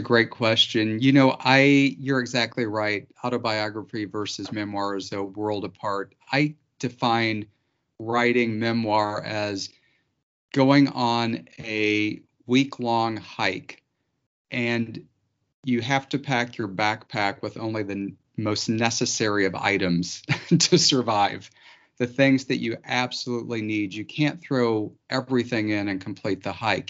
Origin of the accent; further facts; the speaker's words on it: Missouri Ozarks, United States; I grew up in the Missouri Ozarks